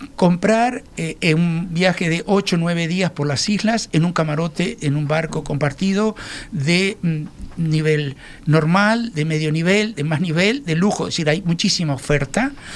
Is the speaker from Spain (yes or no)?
no; Uruguay; como los uruguayos